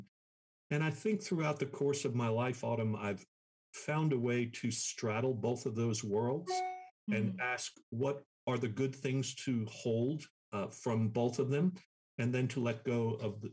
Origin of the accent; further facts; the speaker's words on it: New York City, New York, United States; moved away as an adult; also born or lived in Miami, Florida / Mobile, Alabama / Texas; now in Dallas, United States; growing up in New York because it was a very religiously diverse environment